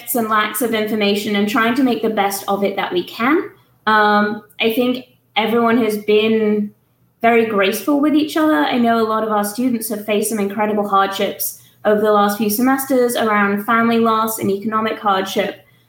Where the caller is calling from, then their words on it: Tuscaloosa, Alabama, United States; Okay, I am calling in from the University of Alabama at Tuscaloosa.